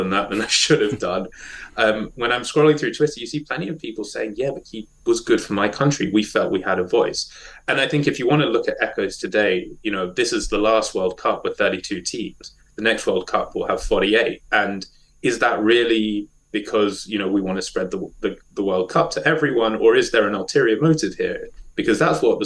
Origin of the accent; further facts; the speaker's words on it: South Africa; moved away; I was born in South Africa and still support the South African national team